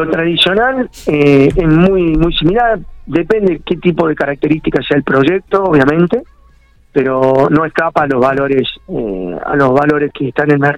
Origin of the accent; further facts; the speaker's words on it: Córdoba, Argentina; now in Santa Rosa, Argentina; Eh, yo vengo de Córdoba, soy arquitecto, Gaby es nutricionista, yo he estado allá en, obras en Córdoba permanentemente.